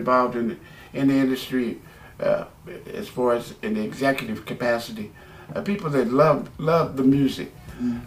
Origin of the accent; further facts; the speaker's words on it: Los Angeles, California, United States; I'm from Los Angeles, California